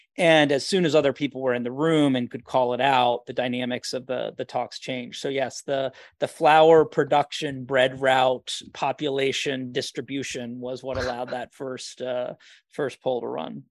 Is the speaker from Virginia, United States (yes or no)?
yes; Charlottesville, Virginia, United States; growing up outside of Charlottesville, Virginia, and the beautiful Shenandoah